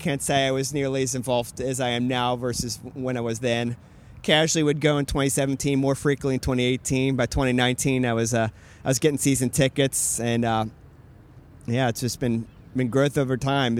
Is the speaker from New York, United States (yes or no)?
no; Fort Thomas, Kentucky, United States; moved away as an adult; also born or lived in Lexington, Kentucky; now in Louisville, United States; I am from Fort Thomas, Kentucky, for those of you not familiar. That is up in northern Kentucky, right outside Cincinnati.